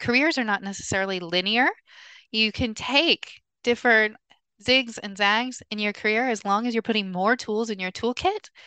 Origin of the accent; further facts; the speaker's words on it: Columbus, Ohio, United States; moved away as an adult; also born or lived in New York; now in Hong Kong; growing up in Ohio, in Columbus